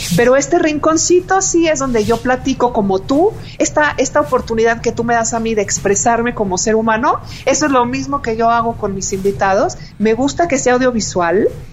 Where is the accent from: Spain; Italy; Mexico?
Mexico; como mexicanos